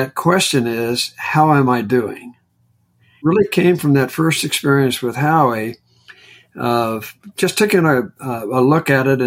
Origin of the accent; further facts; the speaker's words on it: Indiana, United States; moved away; I'm from Indiana originally